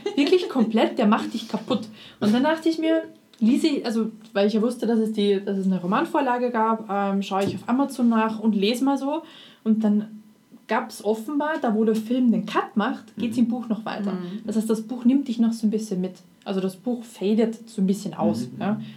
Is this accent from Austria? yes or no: yes; Austria; als Österreicher kann man das, also wenn, wenn man Mundart auf, äh, mundartlich aufgewachsen ist